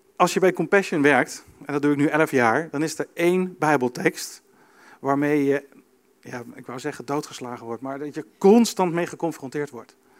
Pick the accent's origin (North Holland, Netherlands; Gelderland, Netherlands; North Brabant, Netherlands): Gelderland, Netherlands; Arnhem; Ik kom uit Arnhem, mijn opa komt uit Arnhem